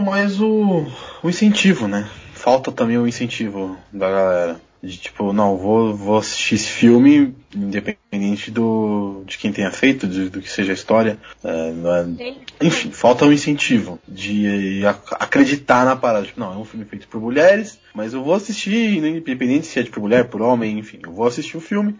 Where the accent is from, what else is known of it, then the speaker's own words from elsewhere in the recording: São Paulo, Brazil; Sou de São Paulo